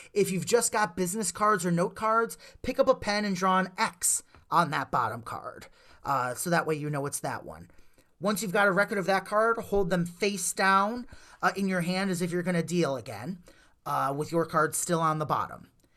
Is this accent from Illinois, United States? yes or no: yes; Wonder Lake, Illinois, United States; we grew up down in Wonder Lake